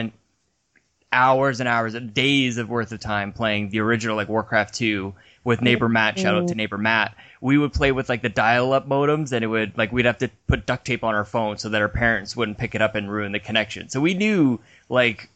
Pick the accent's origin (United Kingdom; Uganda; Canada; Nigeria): Canada; we're Canadian